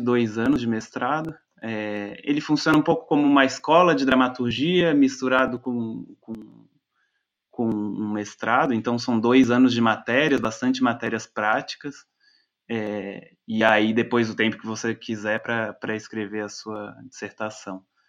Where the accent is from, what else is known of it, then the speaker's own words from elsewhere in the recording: Florianópolis, Santa Catarina, Brazil; moved away as an adult; also born or lived in Germany; now in Frankfurt, Germany; eu sou de Florianópolis, é, mas já morei em diversos lugares. Agora eu estou morando na Alemanha.